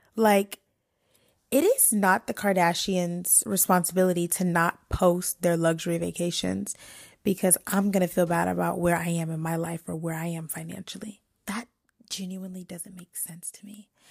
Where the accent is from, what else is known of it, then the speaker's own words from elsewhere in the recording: New York, United States; also born or lived in DMV (Washington D.C. metro area); now in DMV, United States; I'm from New York, but I am half raised and I live in the D M V